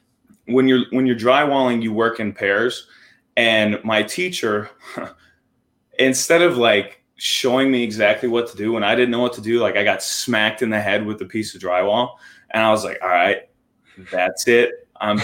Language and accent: English; Armada, Michigan, United States; I'm from Michigan.